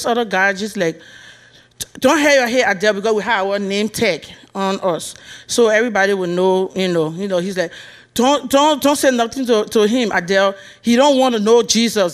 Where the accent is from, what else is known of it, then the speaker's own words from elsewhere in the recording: Liberia; moved away; I'm from Liberia. That's why you hear the accent.